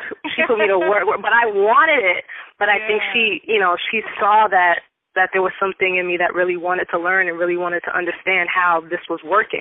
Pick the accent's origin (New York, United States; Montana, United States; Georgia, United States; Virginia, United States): New York, United States; New York City; I was born and raised in Queens, New York